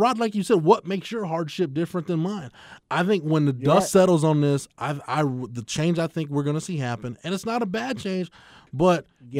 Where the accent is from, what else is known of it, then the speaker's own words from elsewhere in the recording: Waco, Texas, United States; And I go to school at Washington State, but I'm from Waco.